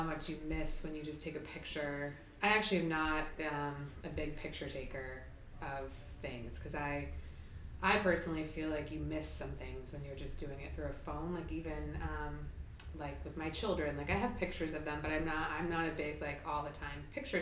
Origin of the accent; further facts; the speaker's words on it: California, United States; now in Boston, United States; I grew up in California